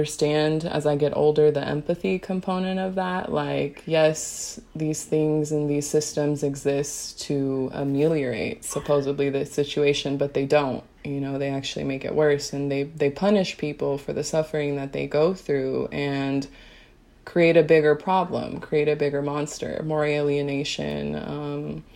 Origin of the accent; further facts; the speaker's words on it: United States; an Afro-Latina woman growing up in America